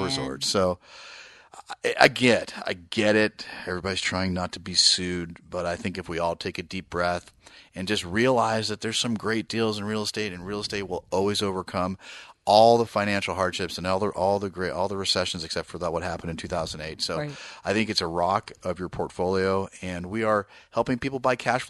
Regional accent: East Bay, California, United States; I grew up in the East Bay

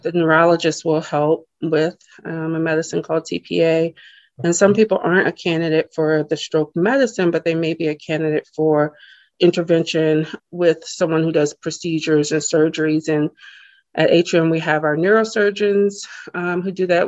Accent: Charleston, South Carolina, United States; moved away as an adult; also born or lived in Birmingham, Alabama; I'm from Charleston, South Carolina, born um, and lived there most of my life

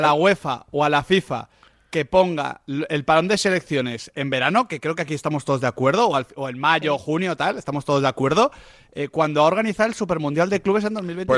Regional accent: Spain; como españoles

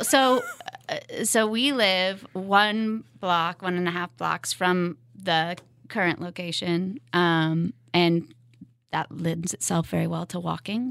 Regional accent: West Coast, United States; moved away as an adult; also born or lived in Seattle / Lawrence, Kansas; now in Kansas City, United States; I grew up on the West Coast

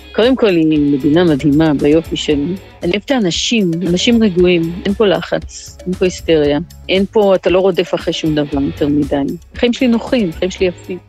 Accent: Rehovot, Central District, Israel; moved away as an adult; now in Eswatini; גדלתי ברחובות

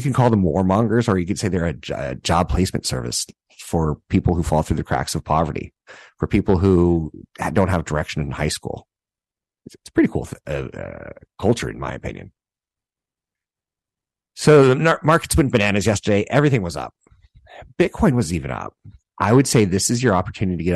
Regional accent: United States; I grew up an American child

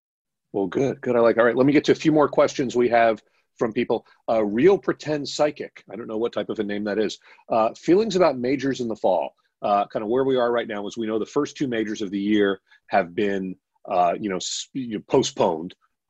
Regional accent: South Miami, Florida, United States; I grew up in South Miami

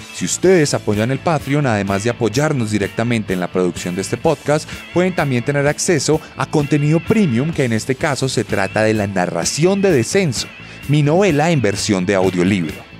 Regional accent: Colombia; En mi país

